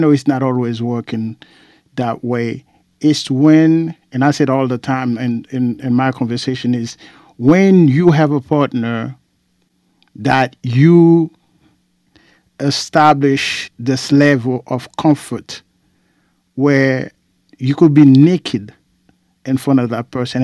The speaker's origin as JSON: {"language": "English", "country": "Haiti", "said": "I have brethren from Jamaica and Trinidad, and I'm from Haiti"}